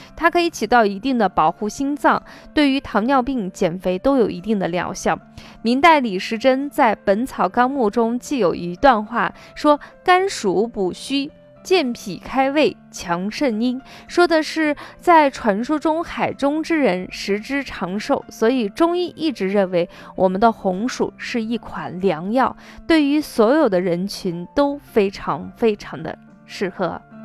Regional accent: Shaanxi, China; 我们北方人，特别是我们陕西人

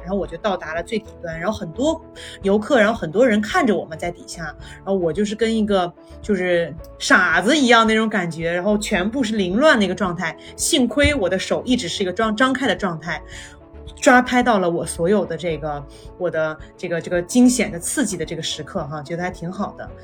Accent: Guangzhou, Guangdong, China; 我小时候就经常我在广州长大的嘛

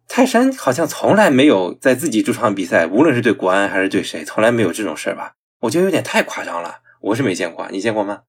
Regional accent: Linyi, Shandong, China; 我是临沂人

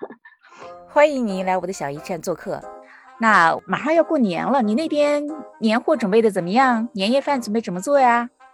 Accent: Northwest China, China; moved away as an adult; now in United States; 是西北那边

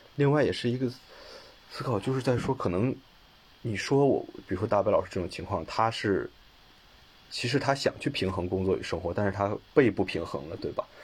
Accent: China; now in Beijing, China; 因为我本身我家乡是个二线城市，还是直辖市

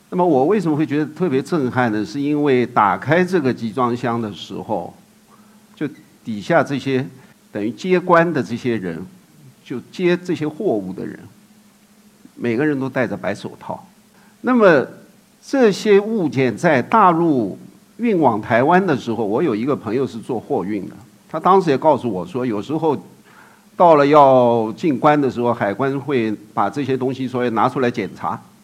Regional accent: Shanghai, China; 和我们的上海话

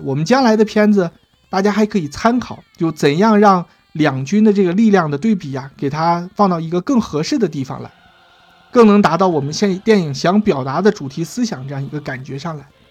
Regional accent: China; 我们中国人

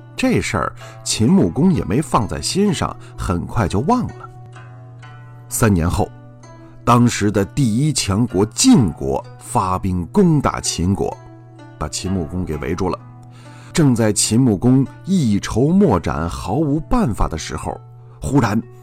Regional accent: China; 我们中国人

